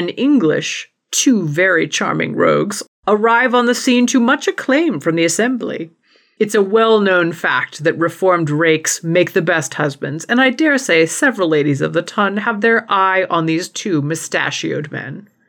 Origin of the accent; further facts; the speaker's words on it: Southwest, United States; We're both from the Southwest, so we do live in iced tea country.